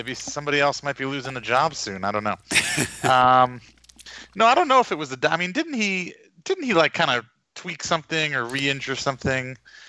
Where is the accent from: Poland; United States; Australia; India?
United States; Garden City, New York; moved away; Susan Lucci lives in my hometown, Garden City, New York.